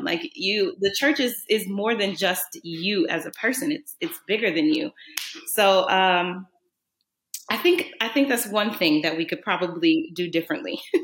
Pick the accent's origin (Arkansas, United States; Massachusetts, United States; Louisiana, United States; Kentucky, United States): Louisiana, United States; New Orleans; I grew up in New Orleans, and if anybody knows anything about New Orleans, it's a Catholic cultural city